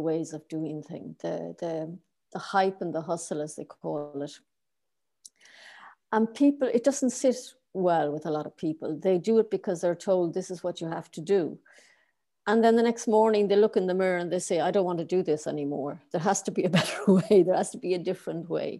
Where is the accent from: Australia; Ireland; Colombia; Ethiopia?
Ireland; moved away as an adult; now in Berlin, Germany; I'm Irish. I started off working for the government